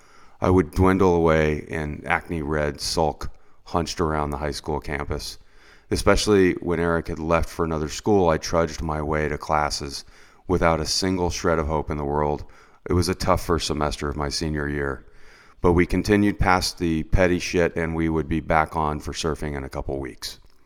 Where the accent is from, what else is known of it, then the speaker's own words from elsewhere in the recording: Florida, United States; you'll hear what it's like growing up in Central Florida and looking for waves, because that is clearly a difficult task, but also filled with some adventure as well.